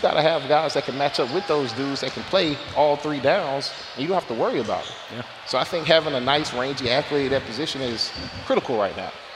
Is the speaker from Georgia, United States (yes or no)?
no; Florida, United States; I'm from Florida, guys. That is Florida jargon for fight.